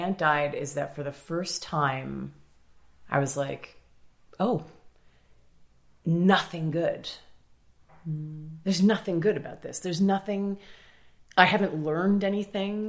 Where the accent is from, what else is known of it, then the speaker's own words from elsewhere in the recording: Toronto, Ontario, Canada; I grew up in Toronto, like pretty solidly middle class most of my life